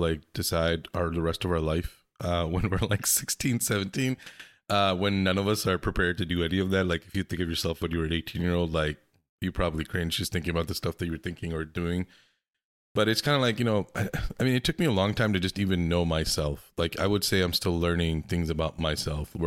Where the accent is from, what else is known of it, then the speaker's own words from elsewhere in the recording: Pakistan; I'm from Pakistan